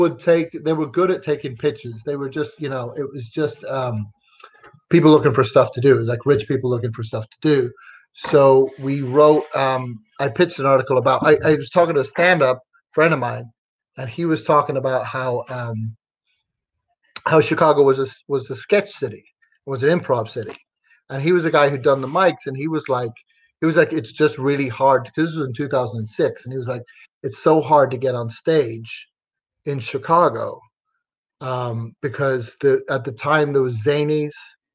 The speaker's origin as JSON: {"language": "English", "country": "Ireland", "tie": "born or raised there", "also_born_or_lived": "England / Texas", "said": "I was raised in Ireland and England, and then I lived in Texas for a while."}